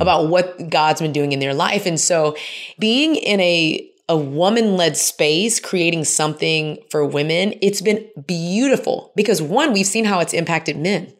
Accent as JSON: {"language": "English", "town": "Houston", "region": "Texas", "country": "United States", "tie": "born or raised there", "moved": "yes", "lives_now": "Atlanta, United States", "said": "I grew up in Houston"}